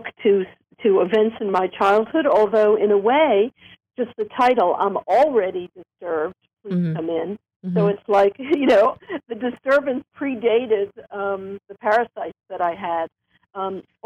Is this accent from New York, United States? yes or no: yes; New York City, New York, United States; I grew up in Coney Island, actually, New York